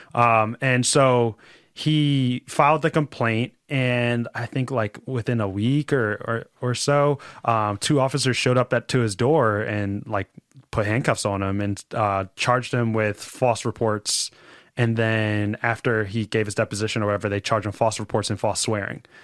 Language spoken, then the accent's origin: English; Philadelphia, Pennsylvania, United States; I'm from Roxborough